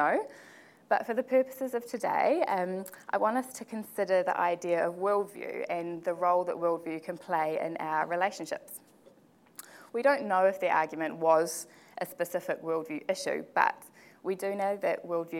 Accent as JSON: {"language": "English", "town": "Porirua", "region": "Wellington", "country": "New Zealand", "tie": "born or raised there", "said": "I was born and raised in the Porirua area"}